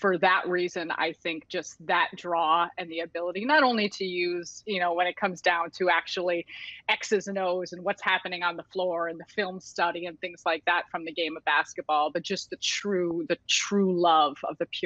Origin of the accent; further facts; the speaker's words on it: Chicago, Illinois, United States; I'm born and raised in Chicago and grew up around Chicago